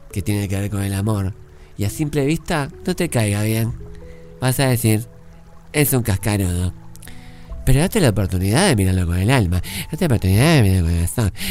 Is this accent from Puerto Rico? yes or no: no; Uruguay; Porque yo soy uruguayo.